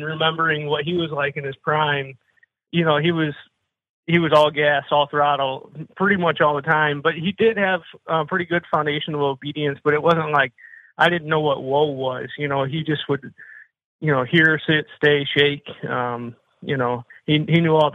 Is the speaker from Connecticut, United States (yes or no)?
no; Ottawa, Illinois, United States; I'm from Ottawa, Illinois, just about an hour and a half west of Chicago